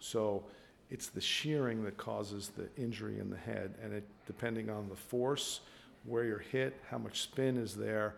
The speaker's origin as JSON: {"language": "English", "area": "Long Island", "region": "New York", "country": "United States", "tie": "born or raised there", "also_born_or_lived": "Iowa", "moved": "yes", "lives_now": "Portland, United States", "said": "I was born and raised in Long Island"}